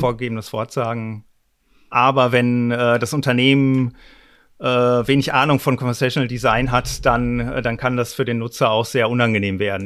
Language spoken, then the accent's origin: German; North Rhine-Westphalia, Germany; Ich komme dummerweise aus Westfalen